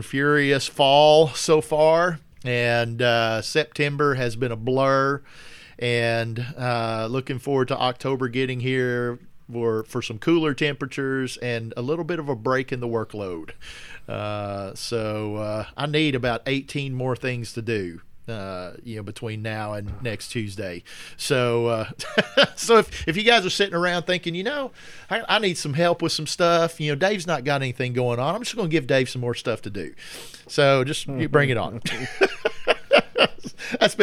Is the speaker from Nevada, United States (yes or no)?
no; Arkansas, United States; moved away; I'm originally from Arkansas